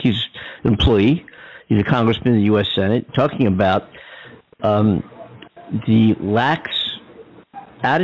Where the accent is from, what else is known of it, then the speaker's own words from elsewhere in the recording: Philadelphia, Pennsylvania, United States; In Philadelphia, my hometown